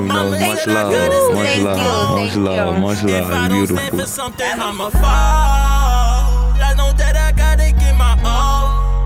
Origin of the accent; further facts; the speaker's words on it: New York City, New York, United States; I'm from the Valley. ECG 537 Gun Hill Road. Now, I mean, we putting on for that Uptown Bronx, the real Uptown.